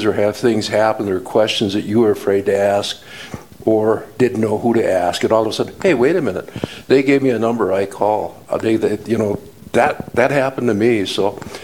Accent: Montana, United States; moved away as an adult; now in Rapid City, United States; we're originally from Montana

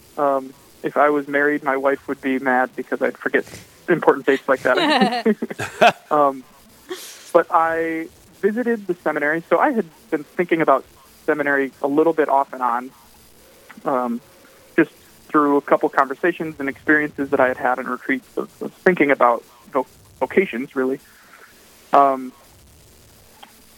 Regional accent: Sioux Falls, South Dakota, United States; I grew up in Sioux Falls at, St. Lambert Parish

